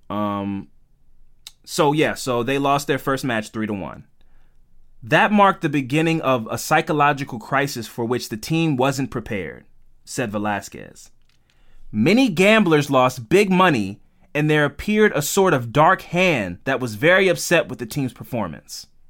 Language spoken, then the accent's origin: English; United States; we're American